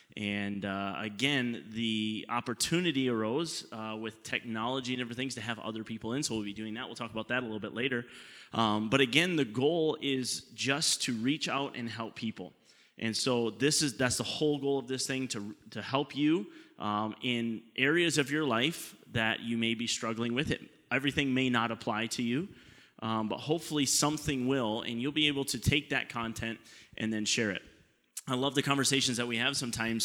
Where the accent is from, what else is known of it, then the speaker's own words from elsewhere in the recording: Canada; we're Canadian